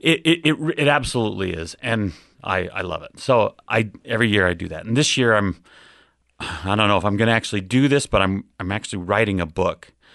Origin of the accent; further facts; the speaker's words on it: Ogden, Utah, United States; moved away as an adult; now in Round Rock, United States; I grew up in Ogden, Utah, so that's, that's kinda where I, I cut my teeth